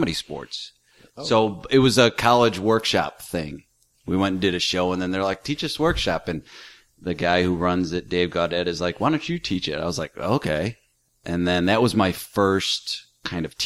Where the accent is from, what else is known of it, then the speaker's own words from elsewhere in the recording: Glenwood, Illinois, United States; I grew up in Glenwood, Illinois, southeast suburbs.